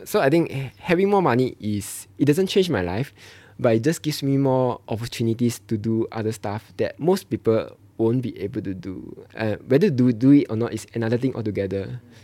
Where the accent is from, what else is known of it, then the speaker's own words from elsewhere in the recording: Malaysia; moved away as an adult; now in Singapore; I'm from Malaysia